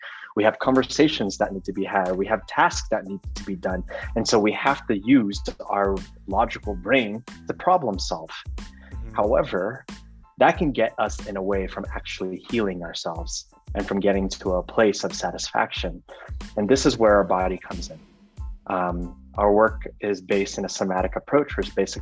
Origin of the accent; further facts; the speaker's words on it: Oakland, California, United States; moved away as an adult; now in San Miguel de Allende, Mexico; I am formerly from the Bay Area native, Oakland, California. Now live in San Miguel de Allende, Mexico